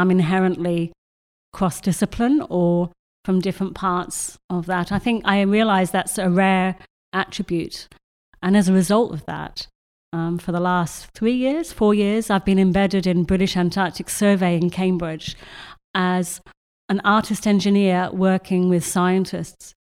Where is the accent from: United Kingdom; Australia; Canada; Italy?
Australia; moved away; I grew up in Australia